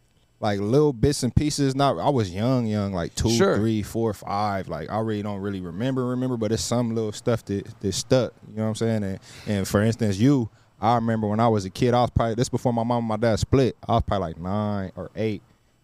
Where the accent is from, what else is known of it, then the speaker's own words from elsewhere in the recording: Riverside, California, United States; I grew up in Riverside. You know, the Casablanca neighborhood.